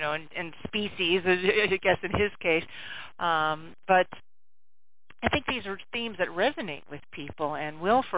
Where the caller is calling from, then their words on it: Vermont, United States; calling from Vermont.